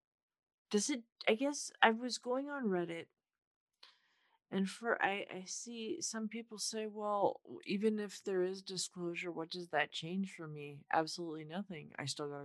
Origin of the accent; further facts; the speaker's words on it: Orange County, California, United States; I am from Orange County